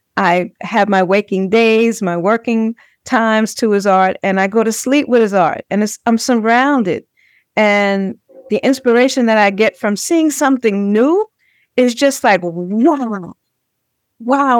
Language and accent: English; New York City, New York, United States; when I was a little girl, um, born and raised in Brownsville, Brooklyn